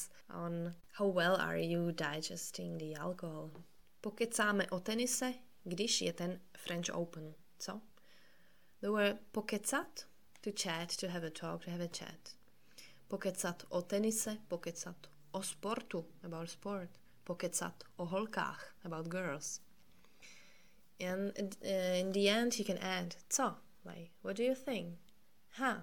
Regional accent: Czechia; English is a second language; we use it in Czech

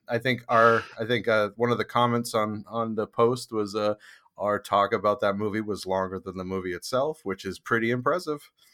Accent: Maine, United States; also born or lived in Boston area, Massachusetts; now in Boston, United States; I grew up in Maine

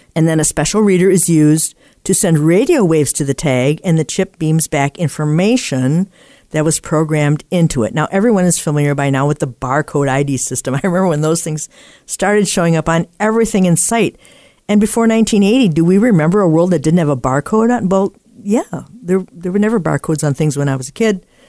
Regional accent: Appleton, Wisconsin, United States; in my hometown here, we have a house that was the first in the U S to be lit by incandescent lighting from hydroelectric power

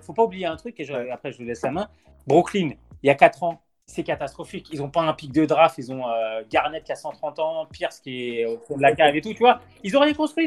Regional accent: France; On est français

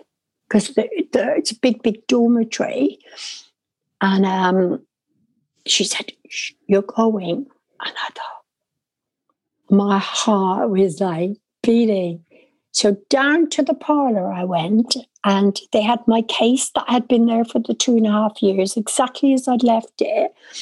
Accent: Dublin, Leinster, Ireland; But the strangest thing for me is I'm born and bred in Dublin. My accent is so different than my family, because they were all country girls that reared us.

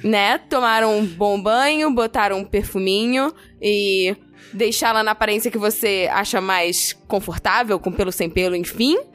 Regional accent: Brazil; A gente, como brasileiro

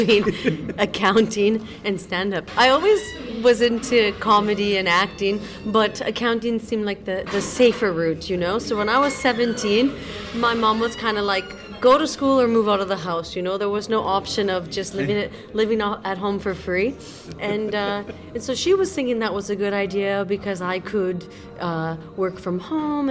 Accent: Canada; now in Madrid, Spain; I'm Canadian

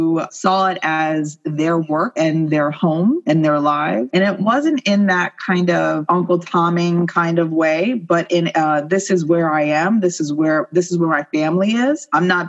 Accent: right outside of Philadelphia, Pennsylvania, United States; also born or lived in West Chester, Pennsylvania; I was brought up right outside of Philadelphia, right on the Mason-Dixon line.

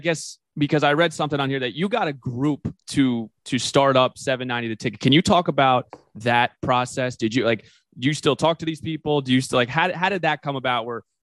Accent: New Jersey, United States; I grew up in New Jersey.

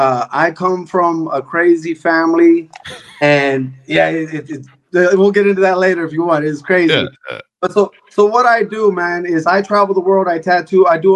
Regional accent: Bay Area, California, United States; I grew up in the Bay Area.

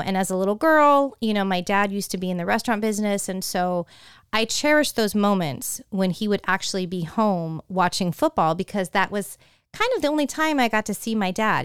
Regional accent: San Francisco Bay Area, California, United States; growing up, in the San Francisco Bay Area with so many Raiders fans

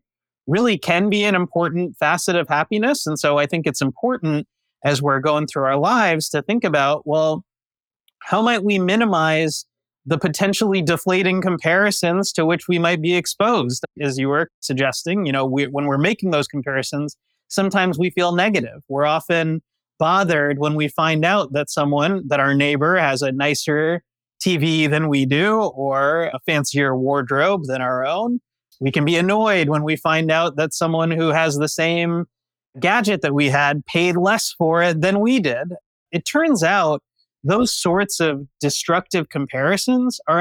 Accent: New Jersey, United States; I grew up in New Jersey

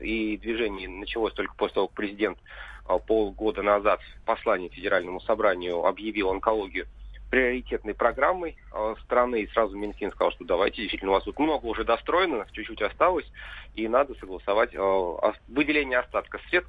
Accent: Tver Oblast, Russia; moved away; в деревне на малой родине в Тверской области

